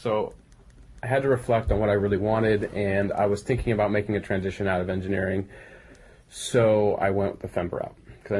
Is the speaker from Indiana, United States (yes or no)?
no; Pleasanton, California, United States; now in Redondo Beach, United States; I grew up in Northern California in the East Bay in a small town called Pleasanton.